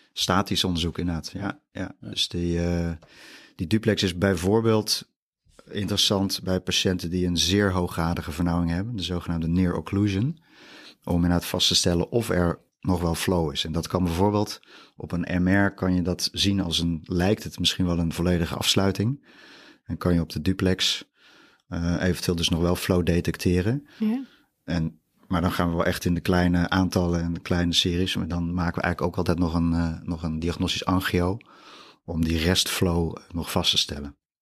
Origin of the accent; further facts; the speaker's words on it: Utrecht, Netherlands; also born or lived in Randstad / Drenthe; Ik ben echt Utrechts product, geboren in Utrecht